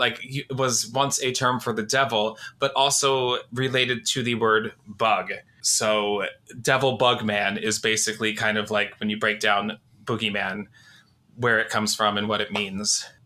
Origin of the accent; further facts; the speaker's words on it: Phoenix, Arizona, United States; I grew up in Phoenix